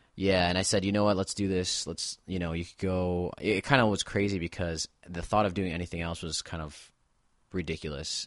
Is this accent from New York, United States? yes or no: yes; Buffalo, New York, United States; I'm from Buffalo, New York